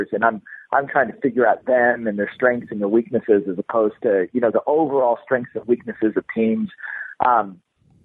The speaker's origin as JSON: {"language": "English", "town": "Kansas City", "country": "United States", "tie": "born or raised there", "said": "I grew up in Kansas City"}